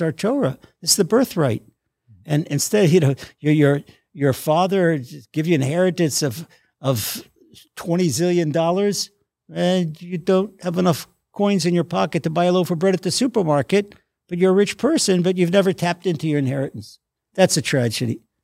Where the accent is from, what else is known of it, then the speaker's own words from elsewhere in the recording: Washington, District of Columbia, United States; moved away as an adult; now in Israel; I grew up, I was born in Washington, D C, in an inner city slum